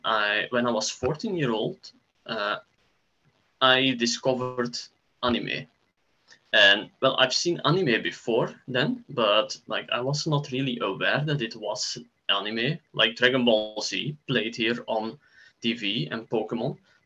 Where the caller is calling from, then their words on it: Belgium; I'm joining you from Belgium.